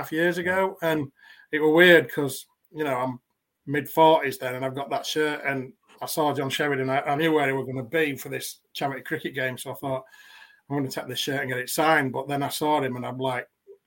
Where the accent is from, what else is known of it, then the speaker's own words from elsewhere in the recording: Yorkshire and the Humber, United Kingdom; I grew up in West Yorkshire